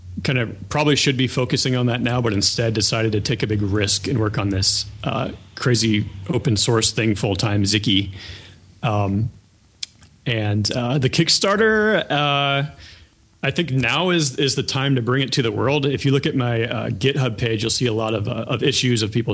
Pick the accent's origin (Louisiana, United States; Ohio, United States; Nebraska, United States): Ohio, United States; I grew up in Ohio